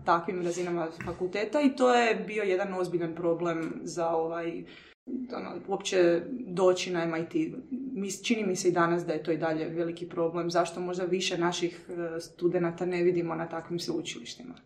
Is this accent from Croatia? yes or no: yes; Croatia; moved away as an adult; ja, ono, iz Hrvatske sam studiram